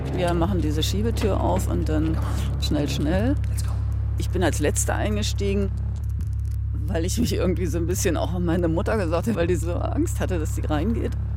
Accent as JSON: {"language": "German", "town": "Halle", "region": "Saxony-Anhalt", "country": "Germany", "tie": "born or raised there", "moved": "yes", "said": "Ich wollte jetzt nach Halle zurück, weil das war ja meine Heimatstadt"}